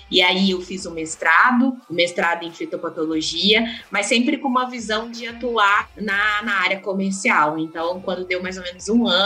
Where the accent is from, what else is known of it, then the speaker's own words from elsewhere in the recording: Uberlândia, Minas Gerais, Brazil; Bom, Paulo, eu nasci em Uberlândia